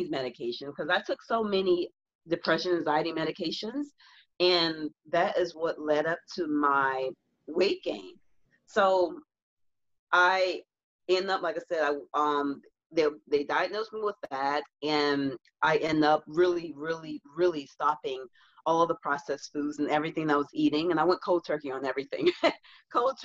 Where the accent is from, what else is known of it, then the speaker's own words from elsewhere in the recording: the South, United States; I'm from the South